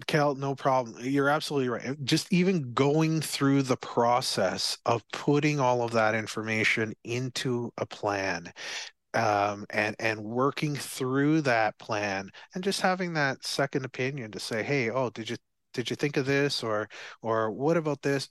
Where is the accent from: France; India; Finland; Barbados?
Barbados; from Barbados, I'm from Barbados